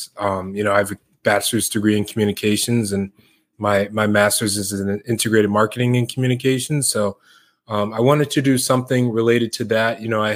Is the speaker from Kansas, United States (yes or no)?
no; Syracuse, New York, United States; moved away as an adult; now in Cleveland, United States; I'm from New York, born and raised in upstate New York, Syracuse area